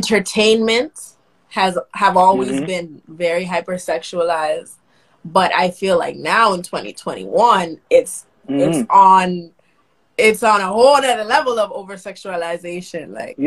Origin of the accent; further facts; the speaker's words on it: Toronto, Ontario, Canada; Nigerian, but born, raised in the West End of Toronto